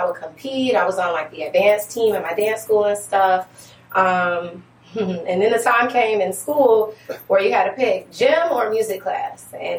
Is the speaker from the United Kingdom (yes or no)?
no; Detroit, Michigan, United States; moved away as an adult; also born or lived in Virginia; now in Northern Virginia, United States; I think that's pretty self-explanatory. I am originally from Detroit.